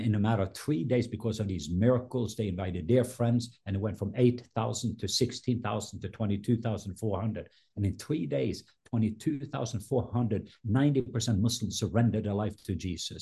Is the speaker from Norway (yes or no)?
yes; Norway; now in Atlanta, United States; I was born in Norway